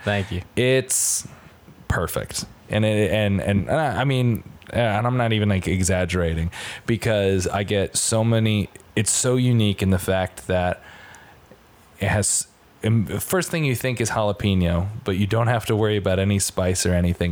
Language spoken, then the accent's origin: English; Stratford, Connecticut, United States; moved away; my hometown of Stratford, Connecticut